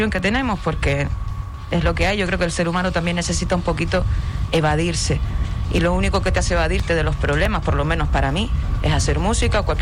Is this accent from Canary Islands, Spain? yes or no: yes; Puerto del Rosario, Canary Islands, Spain; majorera, no tengo pedigrí, pero soy majorera, nacida, criada en Puerto. Bueno, entre Puerto Lajas y Puerto del Rosario, a caballo.